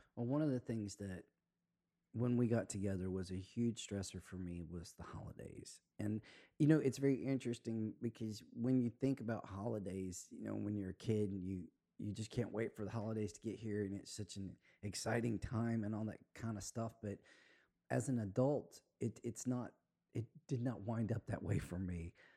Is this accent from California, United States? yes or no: no; Spanish Fort, Alabama, United States; now in Florida, United States; I'm from Alabama